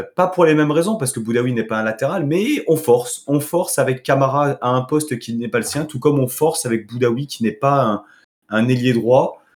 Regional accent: Nice, Provence-Alpes-Côte d'Azur, France; en tant que Niçois

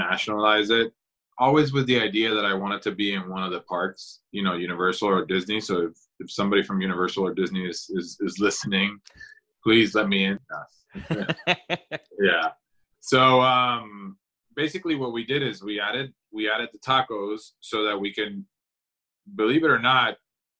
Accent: San Juan, Puerto Rico; moved away as an adult; now in Orlando, United States; I grew up in San Juan, Puerto Rico, and I moved to Orlando in 2001 to study at Rollins College

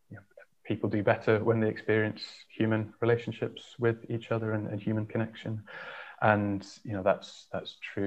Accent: Yorkshire and the Humber, United Kingdom; I grew up in North Yorkshire, in a small village of about 100 people.

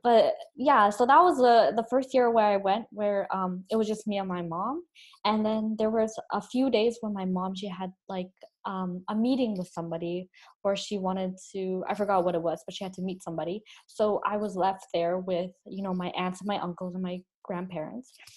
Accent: Canada; accent: Canadian, Chinese; I grew up here and I was born here

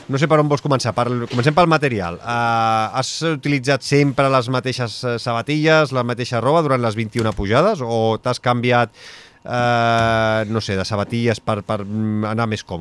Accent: Sabadell, Catalonia, Spain; tu i jo que som de Sabadell.

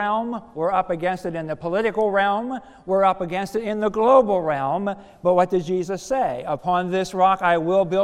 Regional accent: United States; moved away; also born or lived in Philadelphia; I'm a country boy from Somerset County, so, you know, very rural area, know all about the farming stuff and living off the land

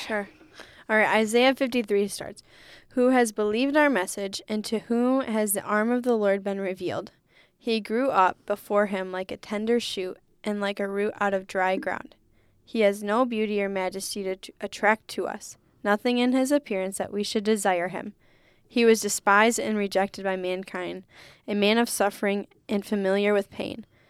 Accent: Holland, Michigan, United States; moved away as an adult; also born or lived in Ann Arbor, Michigan; I grew up in Holland

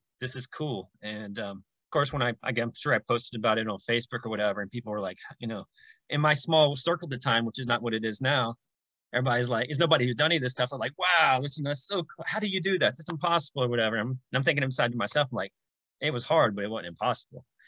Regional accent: Jackson, Tennessee, United States; moved away as an adult; now in Los Angeles, United States; I was living in Jackson, Tennessee, which is my hometown. I've lived there for 30 years of my life, currently in Los Angeles

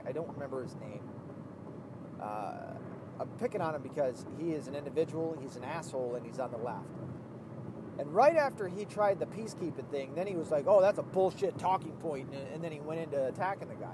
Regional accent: the South, United States; I'm from the South

